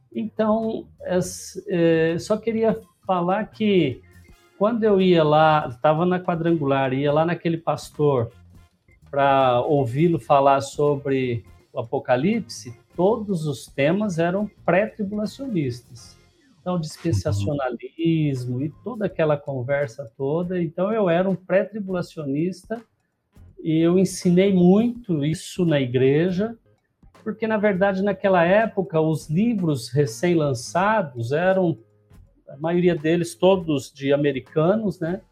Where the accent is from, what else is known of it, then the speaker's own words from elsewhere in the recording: Lins, São Paulo, Brazil; also born or lived in Promissão; Nasci numa cidadezinha aqui ao lado de Lins, chama Promissão, mas vim para Lins com um ano de idade. Então, eu praticamente me considero linense.